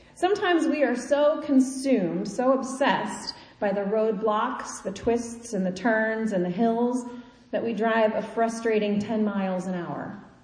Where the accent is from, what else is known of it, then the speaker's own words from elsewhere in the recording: Kansas, United States; now in Eastern United States; I grew up in Kansas.